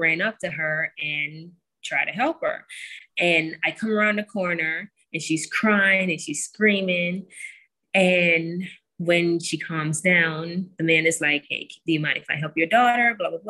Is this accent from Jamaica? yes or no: yes; Jamaica; I am a farm girl. I grew up in Jamaica